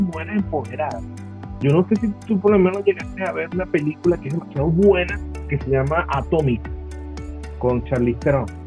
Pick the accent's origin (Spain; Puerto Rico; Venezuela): Venezuela; Nosotros, por ejemplo, como venezolanos, siempre criticamos el cine venezolano